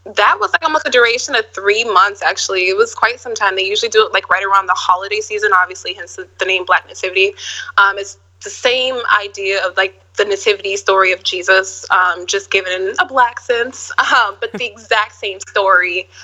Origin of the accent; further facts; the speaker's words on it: Minneapolis, Minnesota, United States; I'm from Minneapolis, Minnesota, the Midwest.